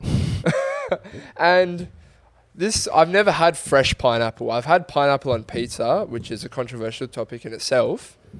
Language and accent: English; Australia; as an Australian